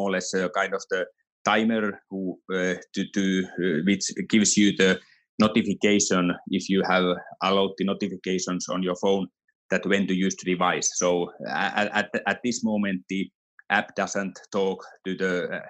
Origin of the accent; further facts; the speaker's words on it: Finland; now in Switzerland; Even though I'm from Finland originally, our company is from Finland, but I live here, so my home is here in Switzerland